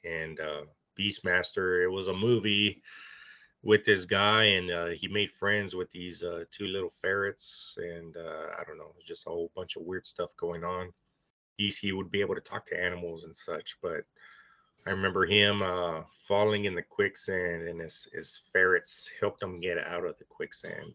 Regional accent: Bishop, Texas, United States; I grew up in Bishop

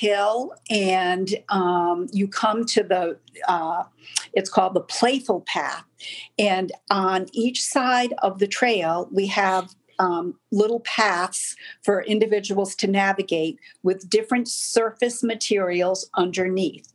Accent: Rhode Island, United States; moved away; that's where I grew up in Rhode Island

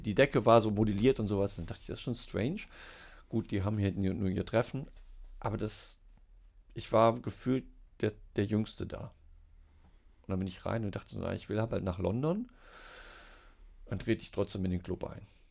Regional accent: Siegen, North Rhine-Westphalia, Germany; also born or lived in Hesse / Oldenburg; now in Hanover, Germany; gebürtig aus Siegen-Geisweit. Ähm, einen Schlenker über Hessen gemacht, nach Norddeutschland gekommen zum Studieren

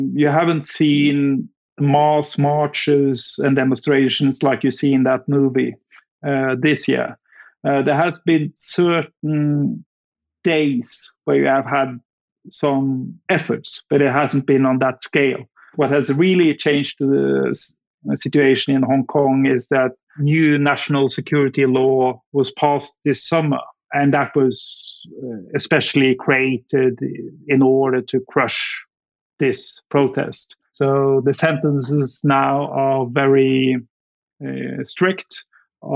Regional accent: Norway; moved away as an adult; also born or lived in Afghanistan; I'm from Norway, which is obviously very close to Denmark.

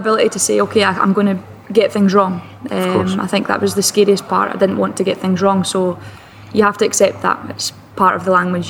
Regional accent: Perth, Scotland, United Kingdom; No, it was difficult. I mean, all I ever knew was to play with the boys. I didn't know other girls that played football.

